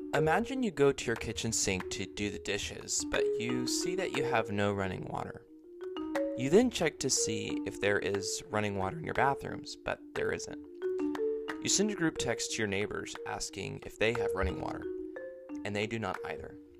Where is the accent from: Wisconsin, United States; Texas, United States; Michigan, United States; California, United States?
California, United States; Bakersfield; my hometown of Bakersfield